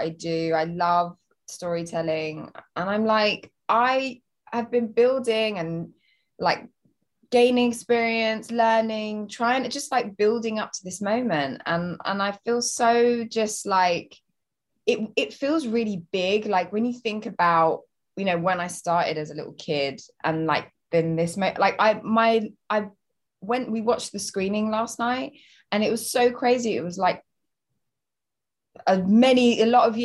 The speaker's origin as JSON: {"language": "English", "town": "Southend-on-Sea", "region": "East of England", "country": "United Kingdom", "tie": "born or raised there", "moved": "as an adult", "lives_now": "London, United Kingdom", "said": "I grew up just outside of London in, about an hour and a half in Essex, in a little seaside town called Southend-on-Sea. That's where I grew up."}